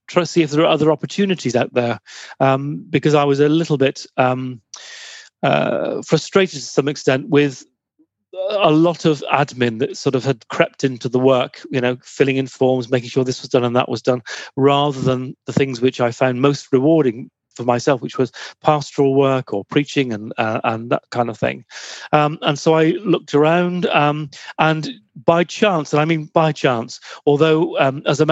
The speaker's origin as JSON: {"language": "English", "town": "Plymouth", "region": "South West England", "country": "United Kingdom", "tie": "born or raised there", "also_born_or_lived": "Bristol", "moved": "as an adult", "said": "I grew up in Plymouth"}